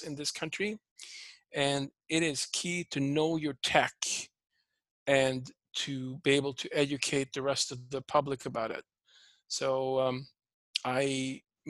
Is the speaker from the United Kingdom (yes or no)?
no; Sweden; English is a second language; moved away as an adult; also born or lived in Toronto, Canada; now in United States; I'm originally from Sweden. I grew up on a dairy farm.